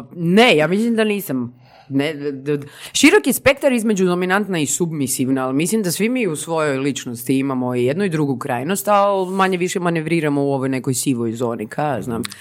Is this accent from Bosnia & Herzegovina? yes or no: no; Zagreb, City of Zagreb, Croatia; rođena i odrasla u Zagrebu